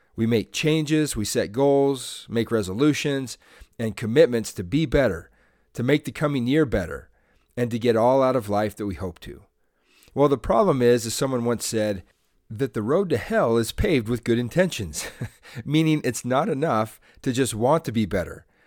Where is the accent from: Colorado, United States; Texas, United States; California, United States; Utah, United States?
Utah, United States; Salt Lake City; I'm from Salt Lake City, Utah.